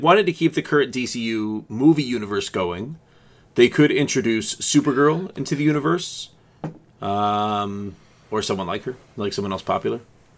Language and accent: English; Canada; because we are Canadian.